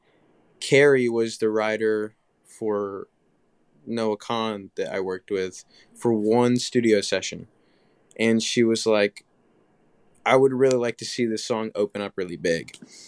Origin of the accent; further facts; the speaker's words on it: Tuscaloosa, Alabama, United States; And then I live in Tuscaloosa. I'm from Tuscaloosa. Grew up there all my Alabama.